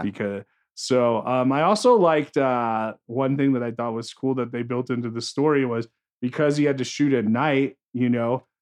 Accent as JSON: {"language": "English", "region": "New Jersey", "country": "United States", "tie": "born or raised there", "said": "I grew up in North Jersey"}